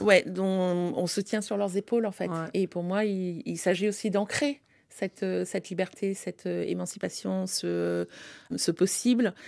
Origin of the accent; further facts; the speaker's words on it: France; also born or lived in Africa; je suis née en Afrique, mais j'ai grandi et j'ai été éduquée en France